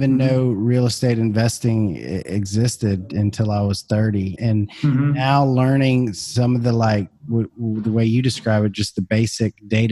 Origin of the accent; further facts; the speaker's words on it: Baton Rouge, Louisiana, United States; my hometown of Baton Rouge, Louisiana